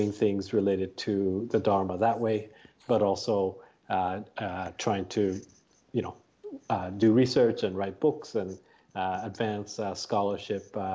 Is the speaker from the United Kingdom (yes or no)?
no; Japan; moved away; also born or lived in Tokyo; I grew up in Japan. Um, my mom was Japanese, and dad is from the UK and growing up, I grew up both as a uh, kind of going to Buddhist temple, but also uh, to because uh, my dad's British, uh, the Church of England or the Anglican